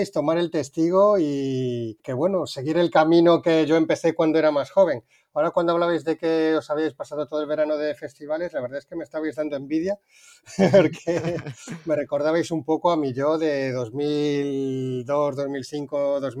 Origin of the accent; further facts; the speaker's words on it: Seville, Andalusia, Spain; also born or lived in A Coruña / Madrid; now in Cádiz, Spain; Vengo de Sevilla, pero nací en La Coruña y viví muchos años en Madrid. Y ahora mismo me encuentro en Cádiz, hablando con vosotros.